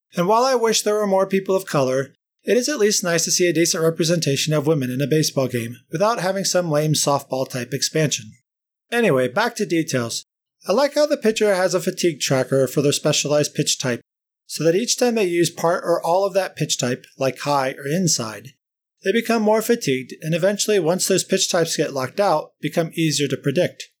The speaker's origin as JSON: {"language": "English", "country": "United States", "tie": "born or raised there", "also_born_or_lived": "St. Louis, Missouri / Cincinnati, Ohio", "moved": "yes", "said": "Growing up in Saint Louis and Cincinnati in the late seventies to early eighties"}